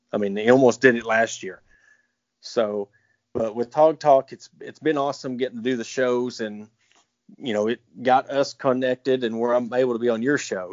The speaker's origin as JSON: {"language": "English", "region": "South Carolina", "country": "United States", "said": "I'm being from South Carolina"}